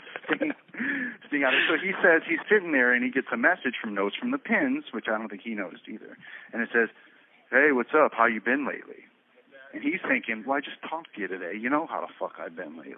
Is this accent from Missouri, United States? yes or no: no; Florida, United States; I was from Florida